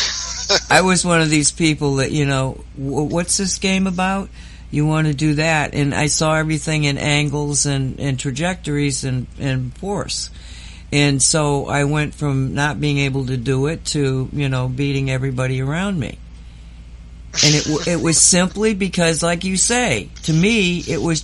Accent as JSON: {"language": "English", "town": "Oxford", "region": "Massachusetts", "country": "United States", "tie": "born or raised there", "moved": "yes"}